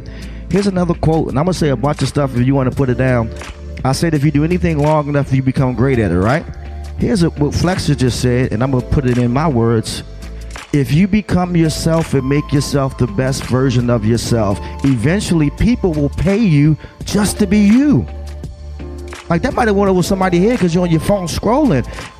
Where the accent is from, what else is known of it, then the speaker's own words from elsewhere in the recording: Baltimore, Maryland, United States; moved away as an adult; now in Washington, D.C., United States; I've been in D.C. now 20 plus years. I'm originally from Baltimore.